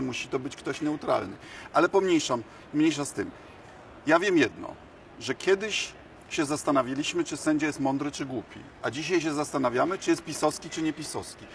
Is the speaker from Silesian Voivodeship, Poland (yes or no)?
no; Bydgoszcz, Kuyavian-Pomeranian Voivodeship, Poland; u nas w Bydgoszczy